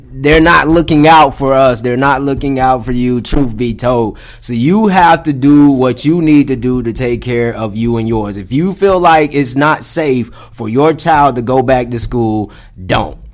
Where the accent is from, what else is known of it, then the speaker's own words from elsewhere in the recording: Atlanta, Georgia, United States; I grew up on the south side of Atlanta, man. Specifically, I grew up uh, out in uh, Clayton County